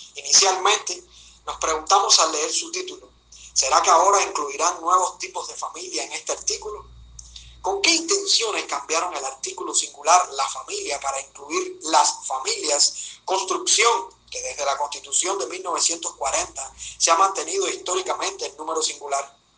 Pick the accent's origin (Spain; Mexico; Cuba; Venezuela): Cuba; como ciudadano cubano, casado, padre de una niña de 6 años